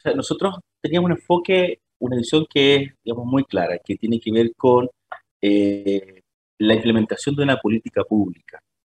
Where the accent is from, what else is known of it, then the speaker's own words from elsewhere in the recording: Temuco, Araucanía, Chile; moved away as an adult; also born or lived in Santiago; now in Magallanes, Chile; yo no soy de, Magallanes, yo originalmente soy de la nueva región, soy de Temuco, si bien estaba trabajando en Santiago, significó trasladar a toda mi familia a la región de Magallanes